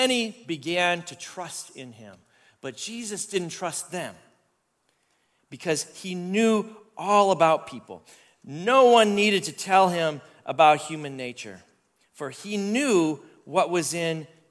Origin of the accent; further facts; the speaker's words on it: Canada; I'm Canadian